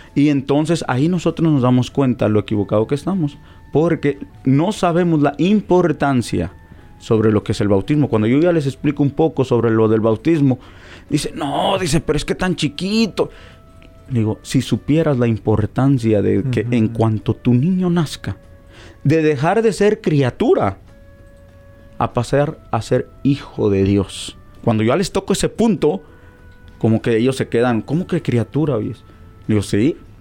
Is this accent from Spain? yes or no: no; Mexico; moved away; Nosotros los mexicanos, ya que soy mexicano